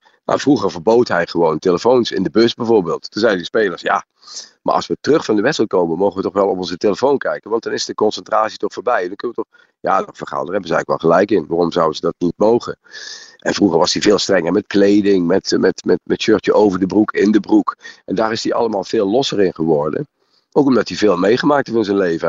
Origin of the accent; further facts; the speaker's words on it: Netherlands; als Nederlander